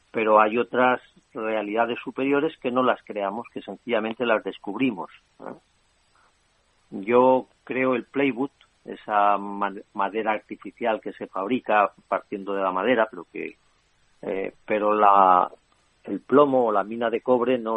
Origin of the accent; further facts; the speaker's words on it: Spain; sí me siento español sí que tengo esa realidad y que el sentimiento de pertenencia